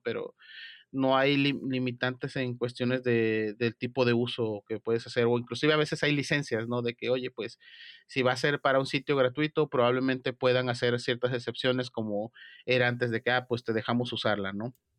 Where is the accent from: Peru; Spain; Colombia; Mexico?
Mexico; soy de México